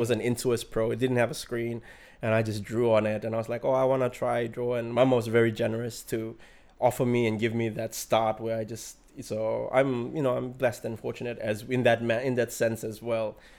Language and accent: English; Central Province, Papua New Guinea; I'm from Kyrgyzstan